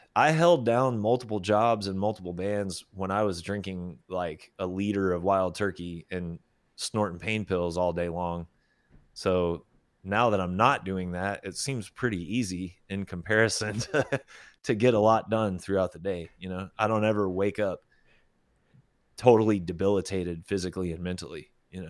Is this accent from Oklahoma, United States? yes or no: yes; Oklahoma, United States; also born or lived in Arkansas / Texas; now in Austin, United States; growing up in Oklahoma